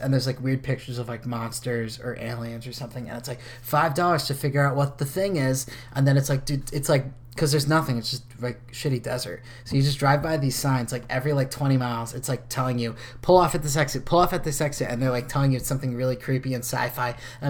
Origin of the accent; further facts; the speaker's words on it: East Coast, United States; well, my family's from like the East Coast. And they'll be like, no, where are you from? And I'm like, no, but literally like 4 or 5 generations.